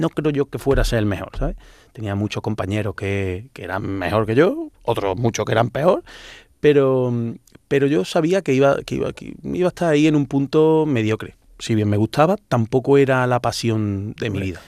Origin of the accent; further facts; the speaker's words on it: Córdoba, Andalusia, Spain; accent: Cordoban; moved away as an adult; now in Madrid, Spain; yo crecí siempre eh, en un barrio muy cercano al Alcázar y a, San Basilio